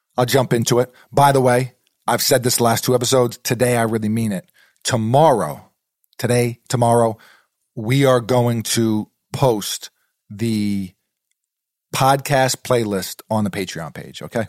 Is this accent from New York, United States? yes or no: yes; New York City, New York, United States; moved away; growing up in New York City, sneakers are a part of the culture there